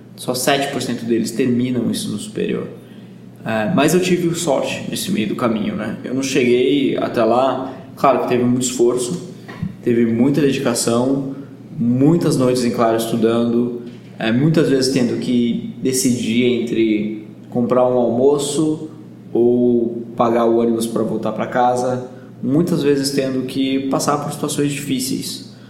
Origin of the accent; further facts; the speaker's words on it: Bragança Paulista, São Paulo, Brazil; also born or lived in Jordan; eu sou de Bragança Paulista, no interior de São Paulo